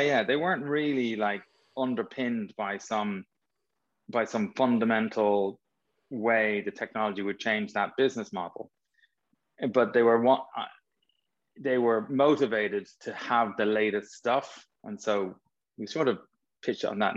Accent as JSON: {"language": "English", "town": "Dublin", "region": "Leinster", "country": "Ireland", "tie": "born or raised there", "said": "I grew up in North Dublin"}